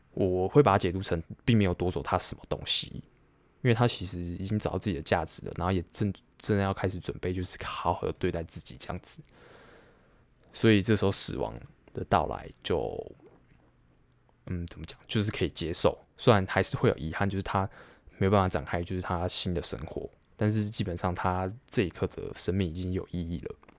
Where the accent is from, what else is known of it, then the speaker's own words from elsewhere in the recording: Taiwan; 我自己身为台湾人